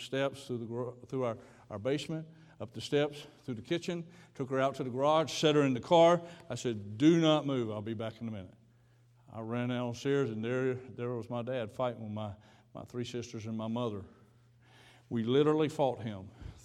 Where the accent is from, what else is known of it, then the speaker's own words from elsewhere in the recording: Georgia, United States; I grew up down in Georgia